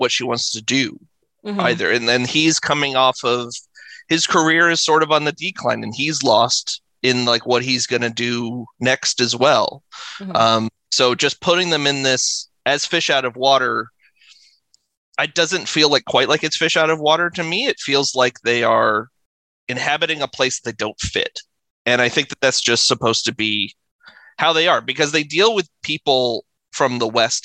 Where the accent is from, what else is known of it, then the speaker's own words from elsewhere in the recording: Quebec, Canada; I grew up in Quebec and my French sucks